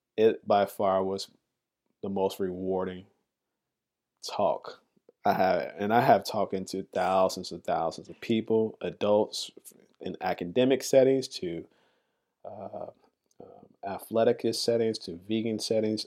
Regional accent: Chicago, Illinois, United States; moved away as an adult; also born or lived in New York; I come from Chicago, just, just as big as the city as New York, and I, I, I love my city

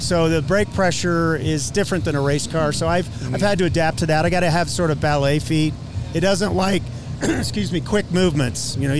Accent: Colorado, United States; I'm from Colorado. I live at 6,000 feet

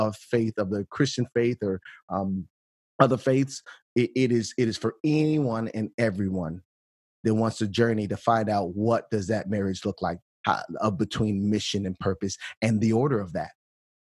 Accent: Bolingbrook, Illinois, United States; also born or lived in Chicago, Illinois / Akron, Ohio; Born and raised in the Chicagoland area, born in actually in a hospital on the west side of Chicago, St. Anne's, but grew up in Bolingbrook, Illinois

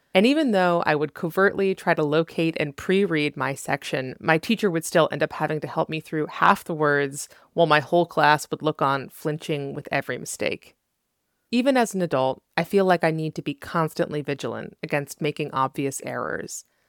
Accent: New England, United States; now in Los Angeles, United States; I grew up in New England with a lot of socioeconomic privilege.

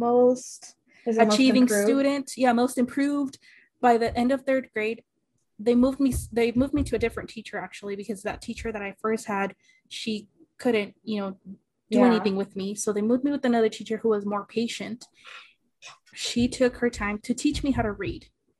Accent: Phoenix, Arizona, United States; English is a second language; also born or lived in Mexico; Coming into third grade, I couldn't speak English enough to hold a conversation with somebody else. And I was in Phoenix, Arizona.

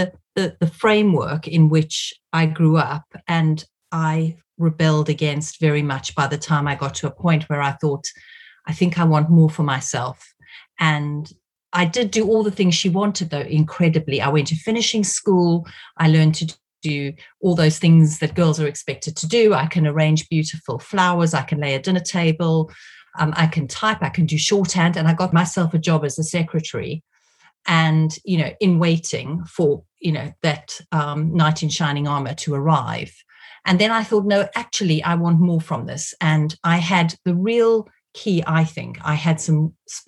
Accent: South Africa; moved away as an adult; now in United Kingdom; I grew up in South Africa in what was essentially a police state

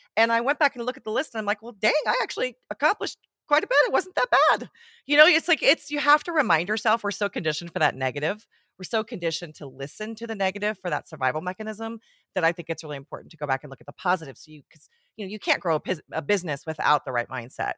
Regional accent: Switzerland; moved away as an adult; also born or lived in Portland, Oregon; now in Bend, United States; I grew up in Switzerland

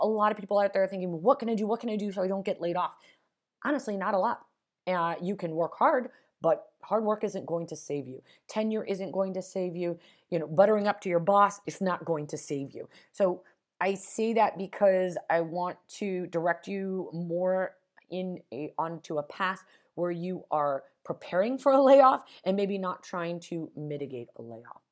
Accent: Las Vegas, Nevada, United States; moved away; I'm originally from Nevada, Las Vegas, Nevada

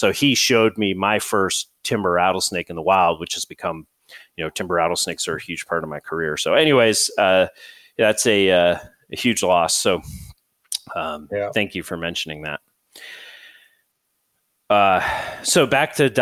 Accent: New England, United States; growing up in New England

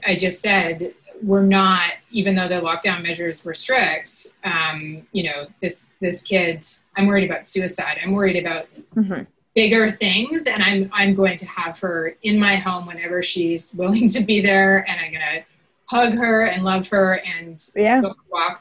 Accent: Grande Prairie, Alberta, Canada; moved away as an adult; also born or lived in Saskatchewan / Peterborough, Ontario; our home in Grand Prairie, Alberta, Northern Alberta

